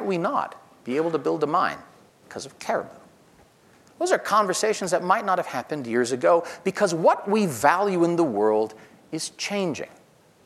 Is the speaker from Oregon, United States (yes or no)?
no; New York, United States; New York, my home state